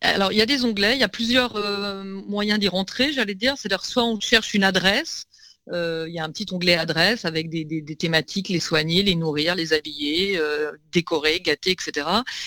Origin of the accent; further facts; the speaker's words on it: Lyon, Auvergne-Rhône-Alpes, France; now in Paris, France; parisienne d'adoption, comme beaucoup. Moi, je viens de Lyon